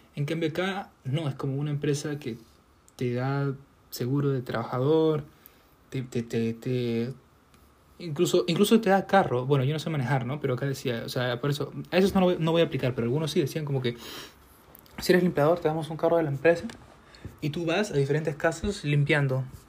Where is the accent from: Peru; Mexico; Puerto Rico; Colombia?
Peru; yo soy peruano, pues soy, soy salchichero